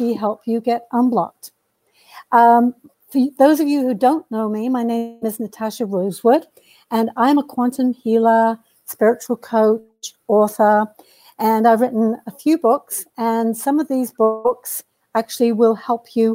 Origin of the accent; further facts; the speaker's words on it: United Kingdom; now in Canada; I am a Brit who came here a long time ago.